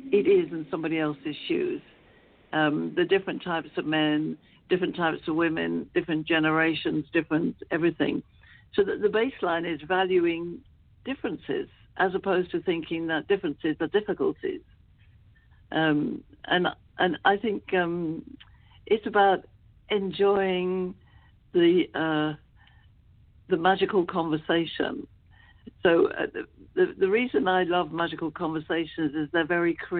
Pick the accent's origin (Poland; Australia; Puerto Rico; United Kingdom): United Kingdom; London; moved away as an adult; as you might tell from my accent, I come from London, England.